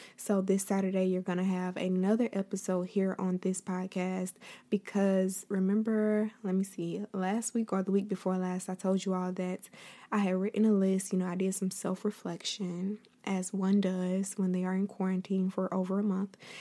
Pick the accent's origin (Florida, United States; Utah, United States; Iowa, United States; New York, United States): Florida, United States; I will be the first Floridian